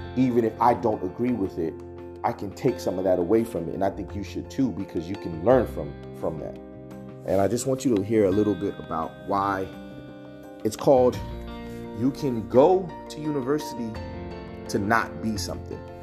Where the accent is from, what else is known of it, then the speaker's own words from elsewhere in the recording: United States; First generation African American